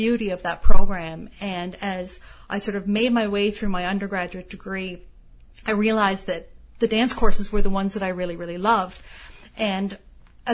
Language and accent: English; Toronto, Ontario, Canada; I grew up in Toronto